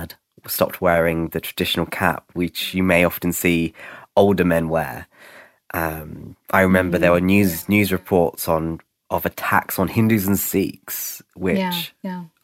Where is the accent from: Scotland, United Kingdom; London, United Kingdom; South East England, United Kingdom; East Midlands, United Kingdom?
London, United Kingdom; I grew up in Camden, which is a borough in North London.